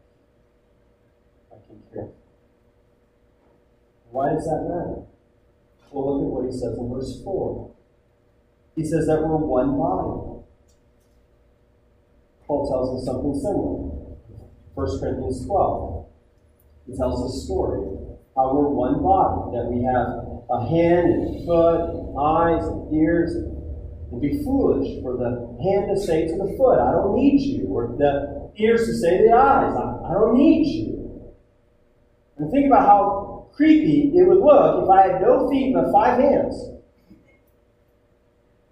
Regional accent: United States

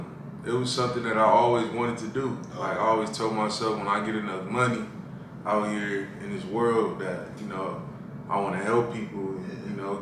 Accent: Inglewood, California, United States; I grew up in Inglewood, California.

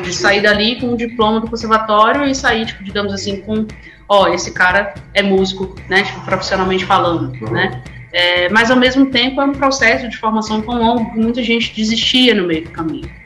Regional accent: Recife, Pernambuco, Brazil; moved away as an adult; eu sou natural de Recife. Faz, esse ano, faz exatamente 10 anos que eu saí de lá

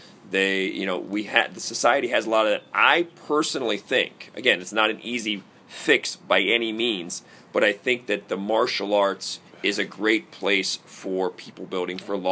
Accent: United States; I grew up outside of Washington, D.C.

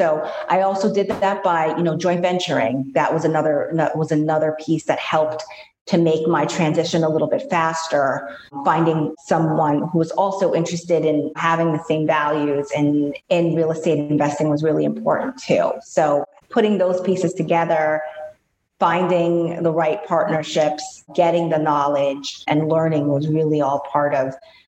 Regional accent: New York, United States; growing up in New York, always being surrounded by buildings.

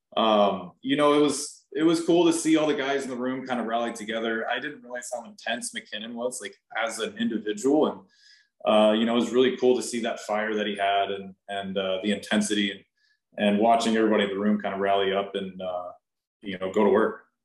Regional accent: Nashville, Tennessee, United States; also born or lived in San Diego, California; I was born in San Diego and I moved here to Nashville when I was like 10, 11 years old

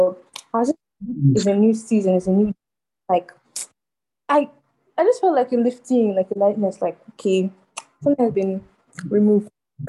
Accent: Calabar, Cross River, Nigeria; Calabar. My local government is Akpabio.

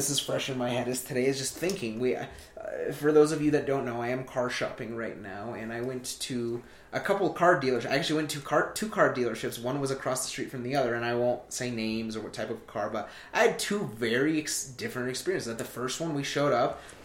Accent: United States; I'm in this country legally. I was born here. I am a native citizen. I'm first generation

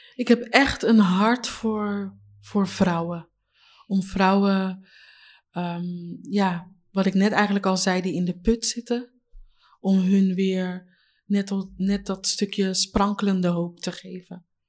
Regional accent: Leiden, South Holland, Netherlands; also born or lived in Katwijk; ik ben geboren hier in Leiden

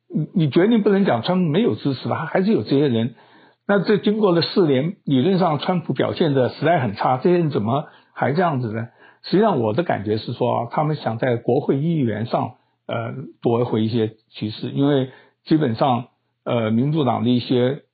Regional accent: Taiwan; 我是台湾人

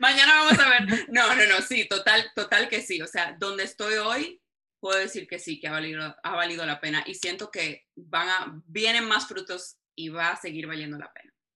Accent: Dominican Republic; yo misma que soy dominicana

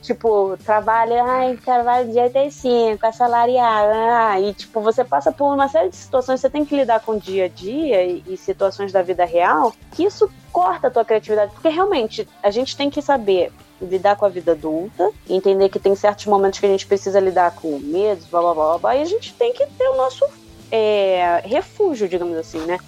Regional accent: Rio de Janeiro, Brazil; Com esse puxado assim, levemente de X, mas eu sou carioca

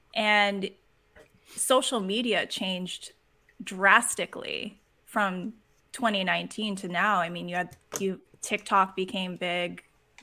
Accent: Boston, Massachusetts, United States; I'm from Boston

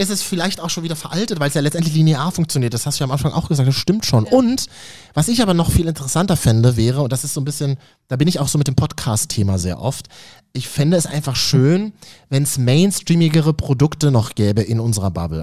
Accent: Berlin, Germany; als Berliner

